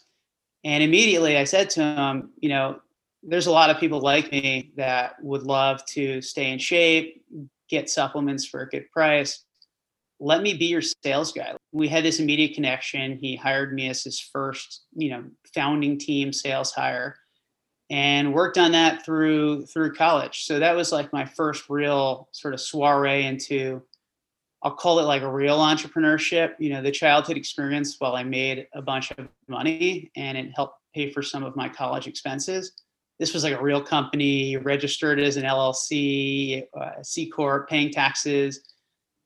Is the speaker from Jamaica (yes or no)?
no; New Jersey, United States; I grew up in Central Jersey, public school kid